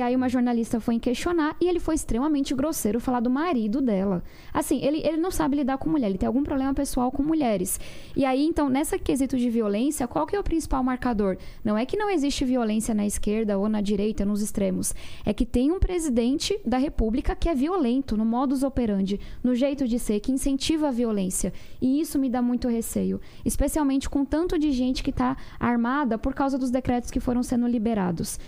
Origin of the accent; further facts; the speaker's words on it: São Paulo, Brazil; Eu venho da periferia de São Paulo. Minha família mora em uma ocupação